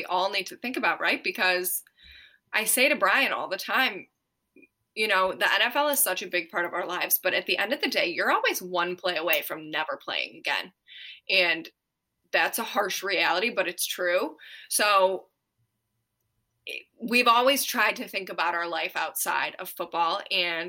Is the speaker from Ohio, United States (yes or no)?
yes; Ohio, United States; moved away; we are from Ohio, but we want to retire in Tennessee